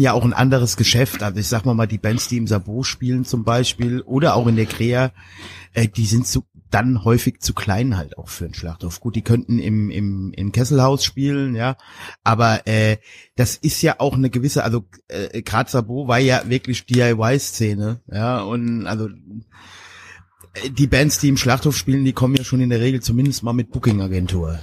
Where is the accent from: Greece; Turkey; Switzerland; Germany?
Germany; now in Mainz-Kastell, Germany; ich komme aus dem Westerwald